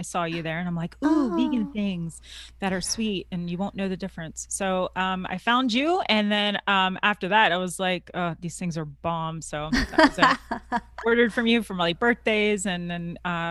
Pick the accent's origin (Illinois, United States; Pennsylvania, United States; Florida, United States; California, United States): Florida, United States; Tampa; I'm from Florida. Okay. Tampa, Florida.